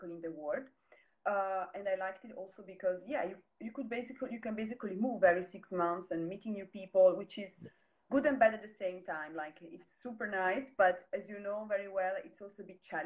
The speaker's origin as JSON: {"language": "English", "country": "Italy", "also_born_or_lived": "Antwerp, Belgium", "moved": "as an adult", "said": "I am a girl from Italy"}